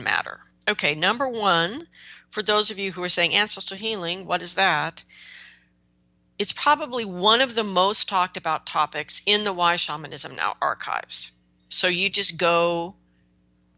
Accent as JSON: {"language": "English", "country": "United States", "said": "I'm an American right now"}